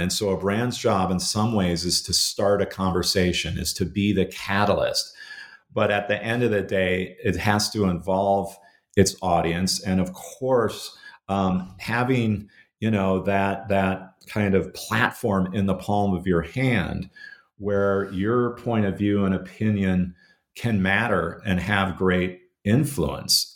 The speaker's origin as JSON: {"language": "English", "region": "Minnesota", "country": "United States", "tie": "born or raised there", "said": "growing up, uh, in, in Minnesota in the seventies and, and eighties"}